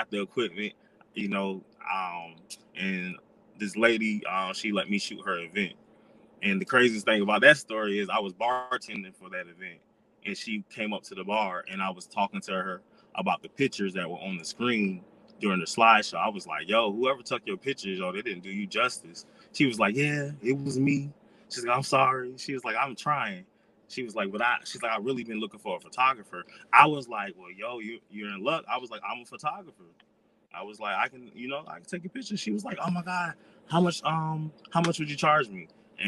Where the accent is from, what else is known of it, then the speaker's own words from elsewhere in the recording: Florida, United States; also born or lived in South Carolina; I was raised in South Carolina on and off, mm-hmm. but I'm from Florida and I've lived in like 12 different states.